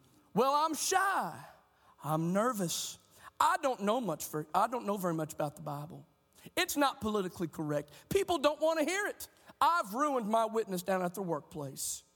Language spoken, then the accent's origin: English; Oklahoma, United States; our state of Oklahoma